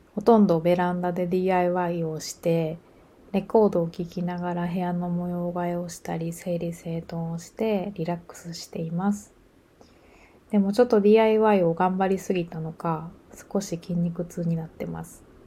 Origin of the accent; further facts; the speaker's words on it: Japan; moved away as an adult; also born or lived in Osaka / Ireland; 私は生まれ育ったその小さな村がとても好きで